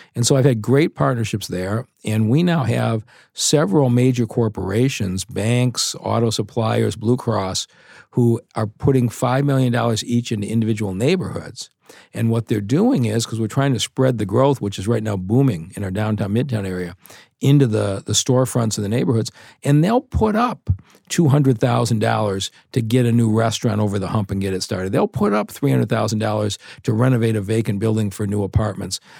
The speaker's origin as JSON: {"language": "English", "town": "Detroit", "region": "Michigan", "country": "United States", "tie": "born or raised there", "said": "I was born in Detroit and my, uh, family been there for three or four, uh, generations"}